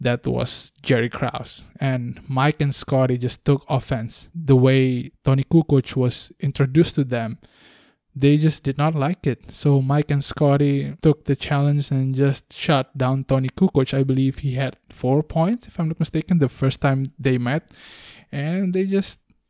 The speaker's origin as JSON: {"language": "English", "region": "Bali", "country": "Indonesia", "tie": "born or raised there", "said": "I was raised in Bali"}